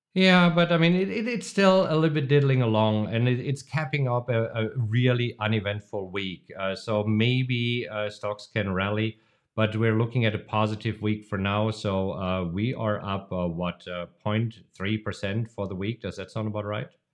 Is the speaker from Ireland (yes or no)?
no; Germany; moved away; a tradition that I grew up with in Germany.